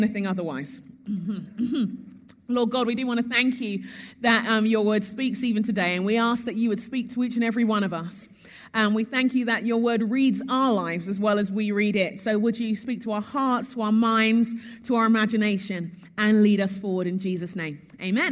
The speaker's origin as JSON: {"language": "English", "country": "United Kingdom", "also_born_or_lived": "Sheffield, England", "moved": "as an adult", "lives_now": "United States", "said": "as a Brit"}